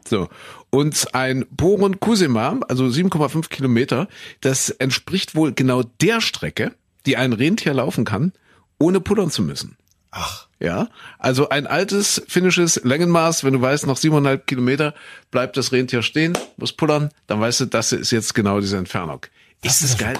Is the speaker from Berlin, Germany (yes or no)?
no; Saxony, Germany; bei uns in Sachsen